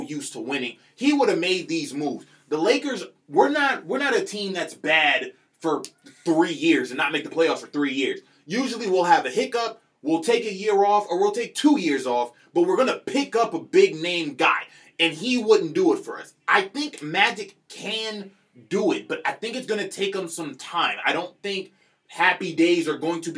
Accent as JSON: {"language": "English", "town": "Los Angeles", "region": "California", "country": "United States", "tie": "born or raised there", "said": "We'll stay home in Monrovia and Arcadia"}